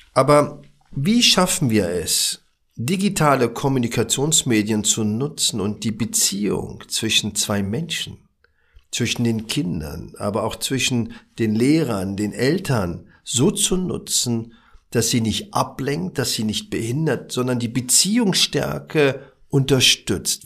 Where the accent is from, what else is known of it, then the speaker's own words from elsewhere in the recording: Berlin, Germany; Ich bin ja aus dem Wedding